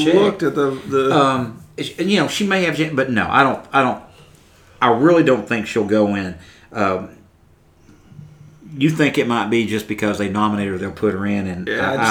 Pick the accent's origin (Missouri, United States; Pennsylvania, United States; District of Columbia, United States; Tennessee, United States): Tennessee, United States; we're from Tennessee.